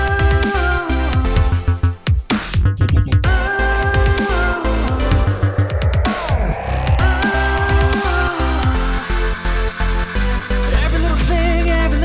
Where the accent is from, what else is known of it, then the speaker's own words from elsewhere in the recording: Austria; I'm from Austria and I'm 16 years old, producer